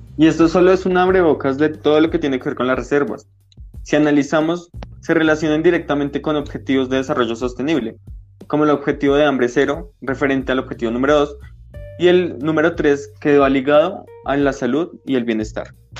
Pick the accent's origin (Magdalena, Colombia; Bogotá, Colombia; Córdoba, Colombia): Bogotá, Colombia; He vivido toda mi vida en la localidad de Suba